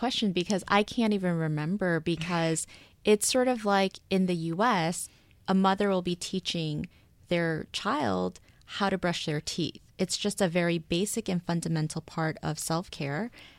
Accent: Seoul, South Korea; also born or lived in United States; So I was born in Seoul, moved to the States, moved back when I was in elementary school, and I was there basically until college. So I grew up in both places.

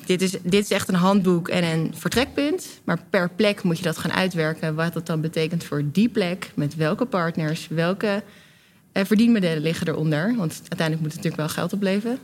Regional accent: Delft, South Holland, Netherlands; moved away as an adult; now in Amsterdam, Netherlands; als ik in Delft binnenrijd, dan ben ik thuis

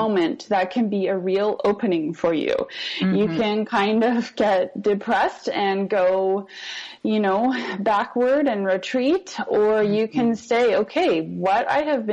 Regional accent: Canada; now in Costa Rica; I'm Canadian

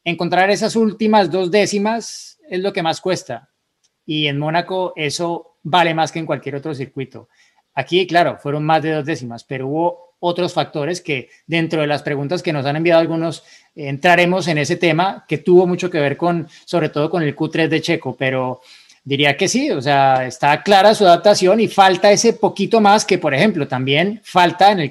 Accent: Guatemala; soy de Guatemala

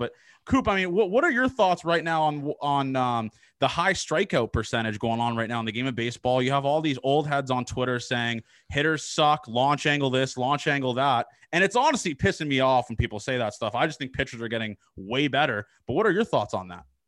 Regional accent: Canada; I'm Canadian

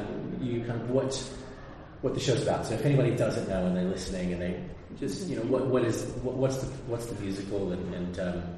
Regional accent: United States; I'm American, I grew up with playing American football

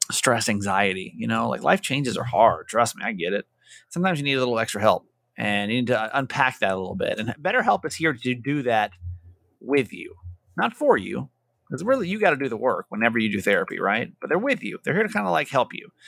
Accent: San Diego, California, United States; I'm from San Diego, and she was a listener to my last radio station.

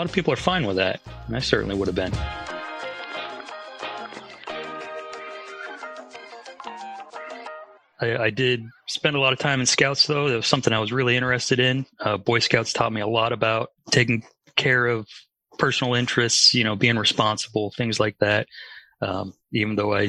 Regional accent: Atlanta, Georgia, United States; also born or lived in Northern California, United States / Worcester, Massachusetts, United States; I did most of my growing up in Atlanta in the South. So I consider myself from the South

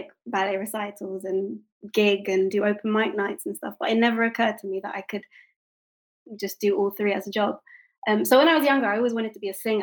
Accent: United Kingdom; although I'm not American, I am half Japanese but British

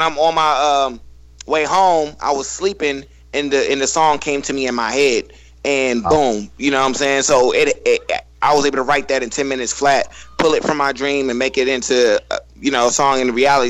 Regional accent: Northern Virginia, United States; I'm from Northern Virginia

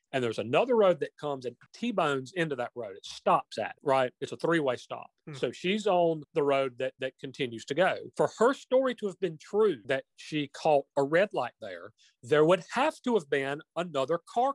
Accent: Union, South Carolina, United States; born there

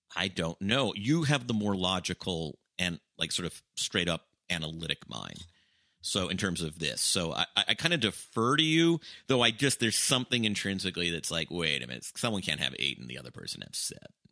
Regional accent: Atlanta, Georgia, United States; born or raised there

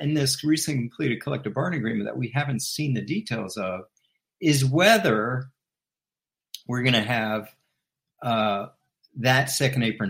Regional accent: Washington, District of Columbia, United States; I'm from Washington, I was a huge Bullets fan growing up

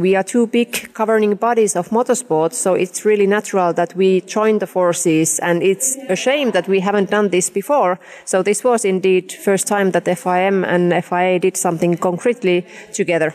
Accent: Finland; I'm coming from Finland, which is really equal country. With we have had female presidents

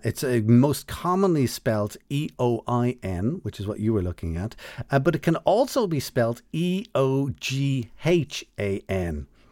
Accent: Dublin, Leinster, Ireland; I'm from Dublin

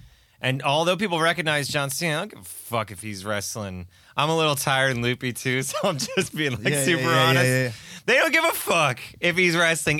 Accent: Scranton, Pennsylvania, United States; also born or lived in Staten Island, New York; I grew up in Scranton, Pennsylvania.

